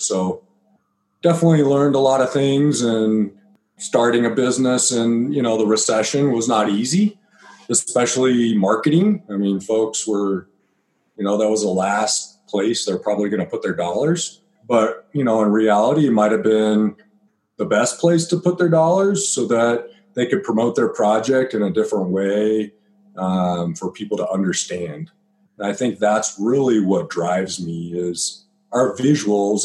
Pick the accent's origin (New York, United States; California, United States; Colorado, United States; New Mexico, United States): Colorado, United States; Byers; I grew up in Byers, Colorado